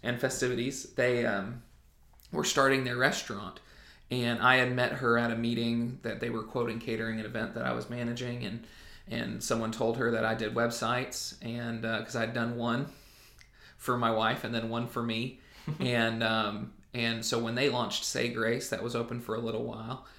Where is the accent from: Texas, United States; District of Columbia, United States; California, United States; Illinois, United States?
Illinois, United States; Southern; moved away as an adult; now in Jackson, United States; I grew up in Southern Illinois